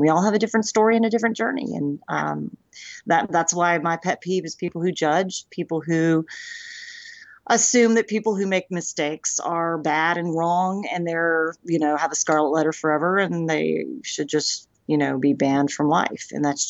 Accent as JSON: {"language": "English", "town": "Memphis", "region": "Tennessee", "country": "United States", "tie": "born there", "also_born_or_lived": "Eagle Pass, Texas / Durant, Oklahoma / Coffeyville, Kansas", "said": "When I was born in Memphis, Tennessee. So I moved around a lot, was never able to actually stay somewhere and stay grounded"}